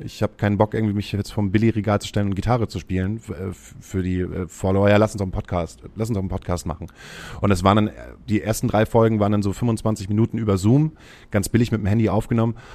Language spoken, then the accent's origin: German; Himmelpforten, Lower Saxony, Germany; now in Hamburg, Germany; Ich komme aus einem kleinen Ortsteil, der ist Breitenwisch. Der liegt bei Himmelpforten. Himmelpforten liegt zwischen Hamburg und Cuxhaven